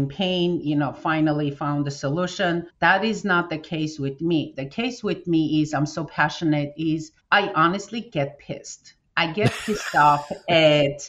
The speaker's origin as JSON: {"language": "English", "country": "Armenia", "tie": "born or raised there", "moved": "as an adult", "said": "When we came from Armenia in 1992 with my family, I just finished my college. So we moved here"}